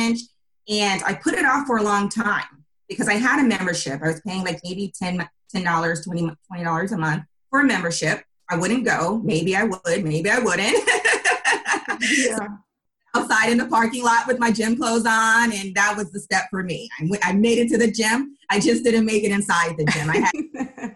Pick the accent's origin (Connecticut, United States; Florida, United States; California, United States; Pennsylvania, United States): California, United States; Bay Area; I am from the Bay Area, born and raised in the Bay Area